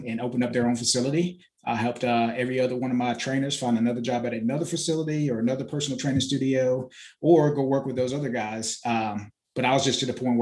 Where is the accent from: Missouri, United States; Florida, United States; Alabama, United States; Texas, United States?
Florida, United States; moved away as an adult; also born or lived in Bahamas; now in Greenville, United States; I was born in the Bahamas, raised in Florida